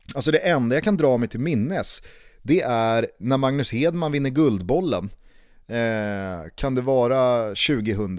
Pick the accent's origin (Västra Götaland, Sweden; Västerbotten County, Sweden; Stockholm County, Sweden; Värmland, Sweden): Stockholm County, Sweden; Stockholm; hemma i Vällingby